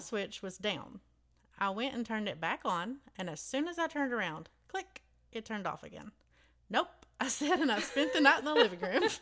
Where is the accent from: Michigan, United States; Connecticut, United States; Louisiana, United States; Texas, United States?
Texas, United States; Alton; in my hometown